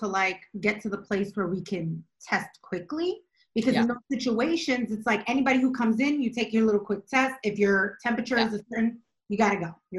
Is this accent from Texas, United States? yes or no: no; New York, United States; as a New Yorker